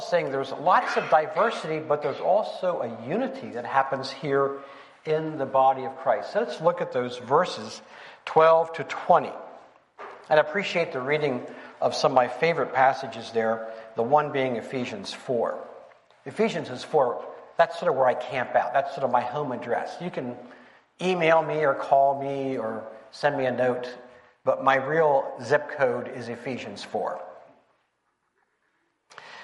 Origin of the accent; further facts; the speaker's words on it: Pennsylvania, United States; moved away; my wife and I, we're from Pennsylvania, and we rooted for the Phillies.